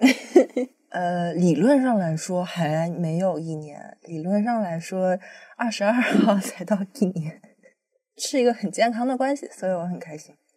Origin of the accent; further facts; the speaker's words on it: Fujian, China; 平潭岛，在我们老家那边，福建